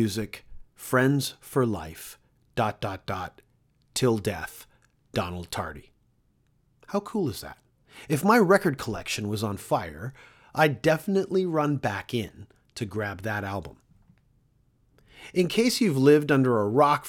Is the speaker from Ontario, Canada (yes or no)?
yes; Toronto, Ontario, Canada; Toronto is the city I was born and raised in.